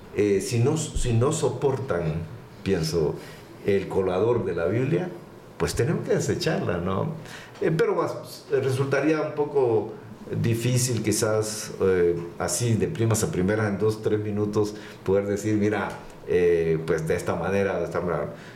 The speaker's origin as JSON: {"language": "Spanish", "country": "Guatemala", "tie": "born or raised there", "also_born_or_lived": "Panama / Costa Rica / Chicago, Illinois, United States / Austin, Texas, United States", "moved": "as an adult", "said": "nacido en Guatemala, por supuesto, pero con la oportunidad de trabajar en varios países"}